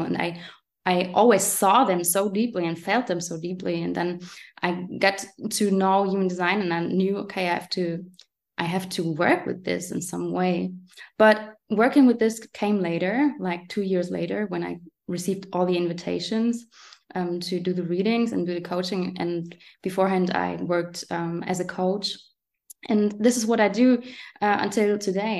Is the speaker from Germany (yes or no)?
yes; Germany; English is a second language; next to Frankfurt and Aschaffenburg is where I was born. And now I'm living here